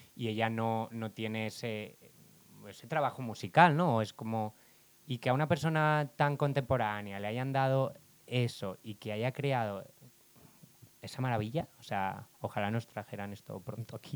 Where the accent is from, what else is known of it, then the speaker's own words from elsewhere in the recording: Barcelona, Catalonia, Spain; soy de Barcelona